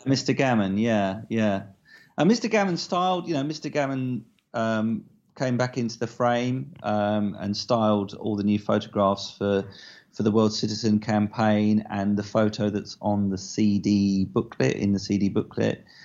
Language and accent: English; Southend-on-Sea, East of England, United Kingdom; my hometown of South N on C